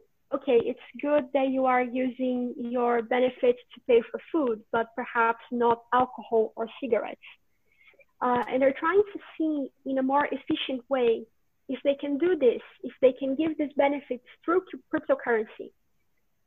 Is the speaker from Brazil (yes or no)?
yes; Brazil; moved away as an adult; now in Finland; I come from Brazil